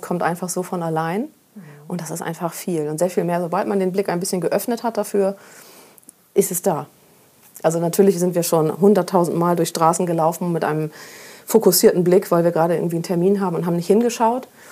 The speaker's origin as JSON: {"language": "German", "area": "Friesland", "region": "Lower Saxony", "country": "Germany", "tie": "born or raised there", "moved": "yes", "lives_now": "Hamburg, Germany", "said": "ich bin in Friesland groß geworden, so richtig schön auf dem Dorf und sehr ländlich und sehr grün"}